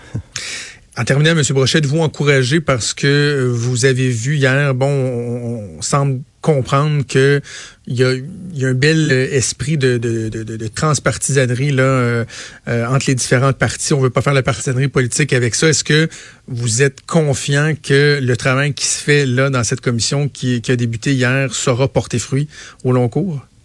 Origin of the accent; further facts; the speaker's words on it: Laval, Quebec, Canada; je suis natif de Laval, j'ai grandi à Laval